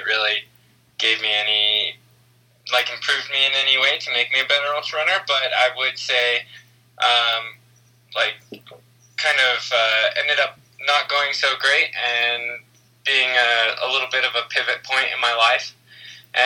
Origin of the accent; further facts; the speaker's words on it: Arizona, United States; I'm from Arizona in the States, and I was a state champ in cross country and track